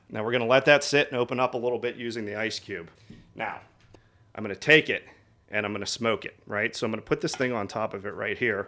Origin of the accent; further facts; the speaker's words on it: outside Pittsburgh, Pennsylvania, United States; I, uh, grew up in the, I'm gonna sit, call it the sticks, about thirty minutes outside of, uh, Northeast Pittsburgh